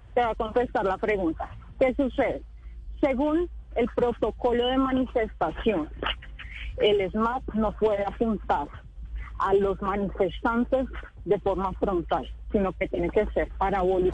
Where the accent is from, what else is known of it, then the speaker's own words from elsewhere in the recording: Colombia; soy una colombiana que está indignada